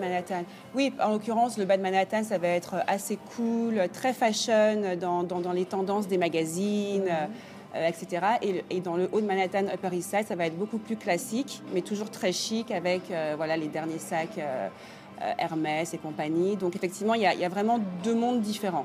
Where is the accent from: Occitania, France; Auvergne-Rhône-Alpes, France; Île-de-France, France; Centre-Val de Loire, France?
Île-de-France, France; Paris; moved away as an adult; now in New York, United States; je suis arrivée en tant que parisienne